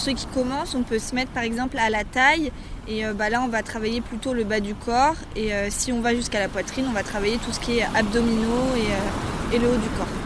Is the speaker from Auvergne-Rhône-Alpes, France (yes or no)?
no; Brittany, France; en tant que pure bretonne